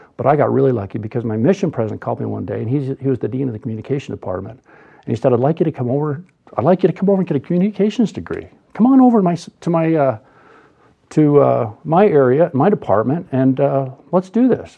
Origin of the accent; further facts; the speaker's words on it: Boise, Idaho, United States; I was raised in Boise